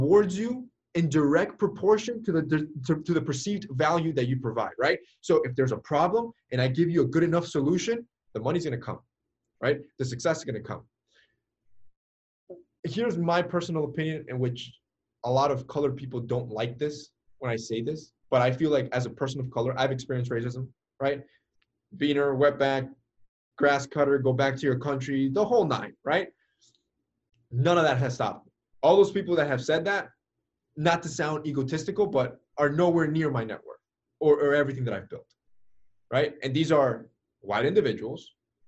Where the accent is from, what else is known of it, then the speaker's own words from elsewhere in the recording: Honduras; in my country, I'm from Honduras